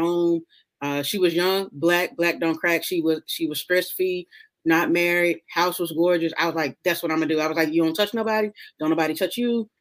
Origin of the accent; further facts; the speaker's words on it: Memphis, Tennessee, United States; moved away as an adult; also born or lived in Kentucky / Washington, D.C.; now in Texas, United States; I'm from Memphis. I grew up in South Memphis.